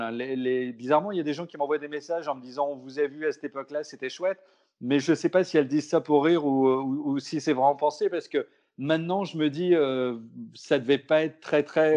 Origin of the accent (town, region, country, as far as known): Brittany, France; born or raised there; also born or lived in Pessac